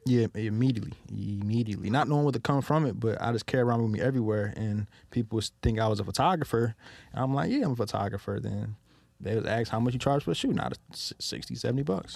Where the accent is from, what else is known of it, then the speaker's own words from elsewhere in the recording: Detroit, Michigan, United States; growing up in Detroit, my, uh, grandparents raised me